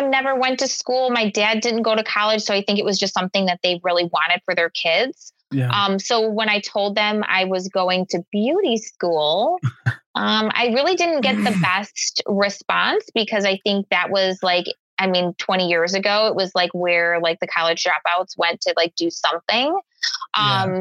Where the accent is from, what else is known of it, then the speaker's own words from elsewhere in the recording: Chicago, Illinois, United States; Chicago, I, born and raised.